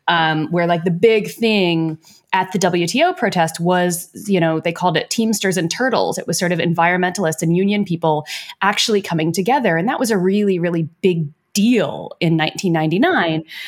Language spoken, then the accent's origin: English; United States; I say this as an American